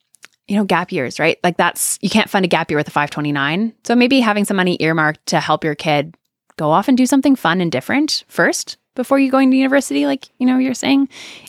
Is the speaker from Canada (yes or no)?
yes; Canada; now in United States; I was terrified of student loans because I came from Canada, which it's not a big conversation up there.